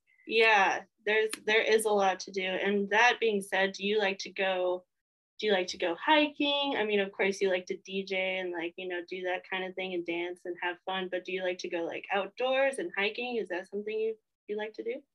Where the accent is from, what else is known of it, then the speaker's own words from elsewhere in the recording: Colorado, United States; I hail from Colorado.